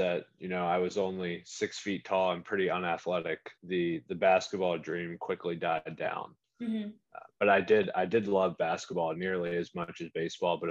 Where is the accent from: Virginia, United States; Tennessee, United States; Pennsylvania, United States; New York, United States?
Virginia, United States; Staunton; I grew up in Stanton, Virginia